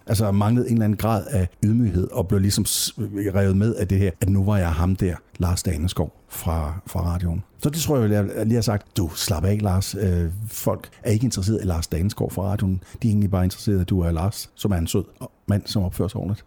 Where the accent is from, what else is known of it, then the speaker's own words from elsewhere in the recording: Nørup, Southern Denmark, Denmark; jeg kommer fra Nørup, lige uden for Vejle